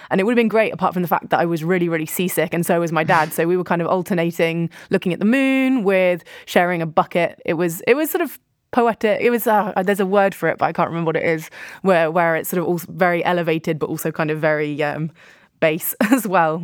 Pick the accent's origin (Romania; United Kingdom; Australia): United Kingdom; Poole, South West England; a little bit further down the coast from where I grew up in Poole